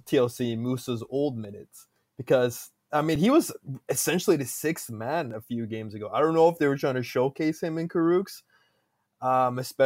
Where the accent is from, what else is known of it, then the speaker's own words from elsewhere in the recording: Canada; I'm Canadian.